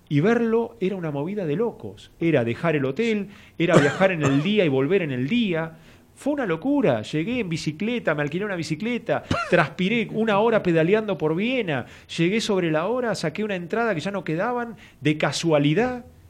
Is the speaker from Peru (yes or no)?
no; Argentina; y argentino